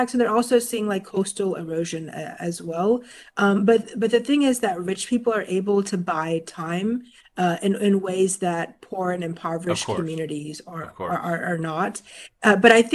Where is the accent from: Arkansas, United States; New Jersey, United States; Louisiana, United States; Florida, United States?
Florida, United States; I grew up in Florida